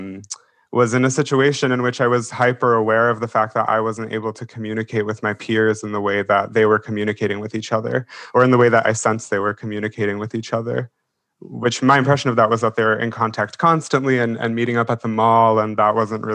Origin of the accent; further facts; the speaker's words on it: Pittsburgh, Pennsylvania, United States; moved away; I grew up in Pittsburgh